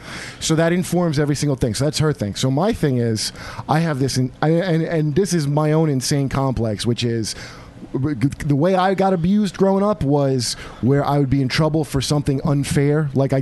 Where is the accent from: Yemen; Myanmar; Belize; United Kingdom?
Yemen; I was raised in Yemen, so no, it's not.